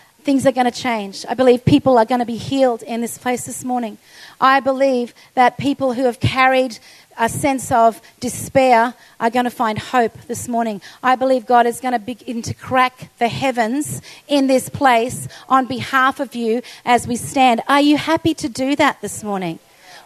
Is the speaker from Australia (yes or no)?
yes; Australia; as an Australian